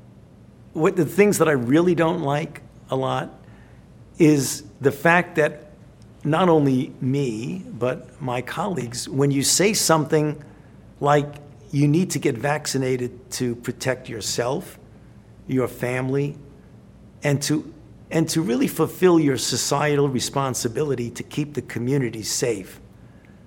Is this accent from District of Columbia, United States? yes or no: no; New York City, New York, United States; I grew up in the Bensonhurst section of Brooklyn.